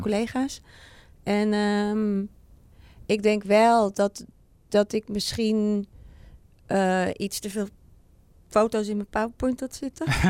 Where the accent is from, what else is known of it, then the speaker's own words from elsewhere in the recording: Amsterdam, North Holland, Netherlands; ik kom uit Amsterdam